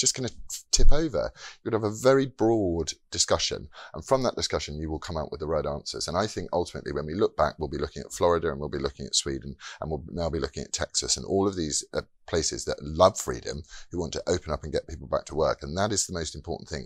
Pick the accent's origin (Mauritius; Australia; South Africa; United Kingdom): United Kingdom; we are as British people